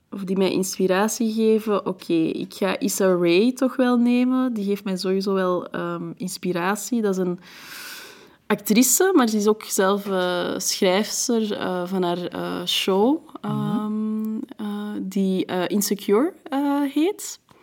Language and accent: Dutch; Antwerp, Flanders, Belgium; first language French; Dutch is a second language; also born or lived in France; Maar Antwerpen is de plek waar ik het langst heb gewoond en waar ik echt ben opgegroeid, mijn jeugd heb doorgebracht